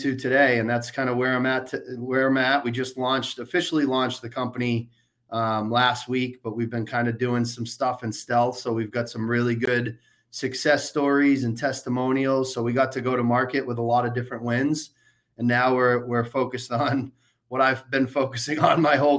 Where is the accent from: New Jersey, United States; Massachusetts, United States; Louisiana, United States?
Massachusetts, United States; Worcester; I grew up in the Worcester, Massachusetts area